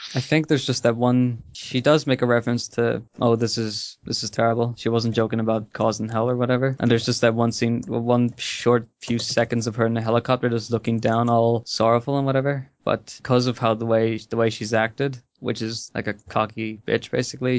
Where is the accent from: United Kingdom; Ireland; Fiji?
Ireland; I'm Irish